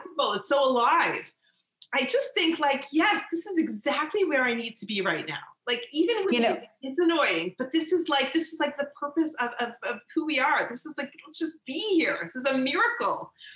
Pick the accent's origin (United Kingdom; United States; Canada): Canada; I'm from Canada